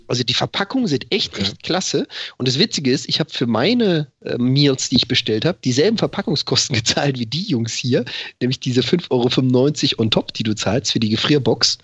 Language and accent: German; Freiburg, Baden-Württemberg, Germany; now in Hamburg, Germany; da wo ich herkomme aus, aus Freiburg, da hatten wir das auch, den Schlachter, den Metzger um die Ecke